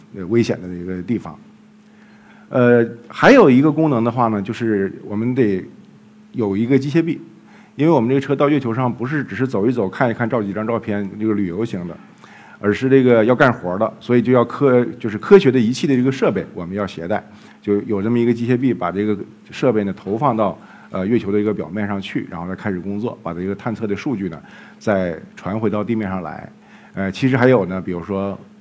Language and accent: Chinese; Jilin, China; moved away; 后来我们又到了吉林，也是我的家乡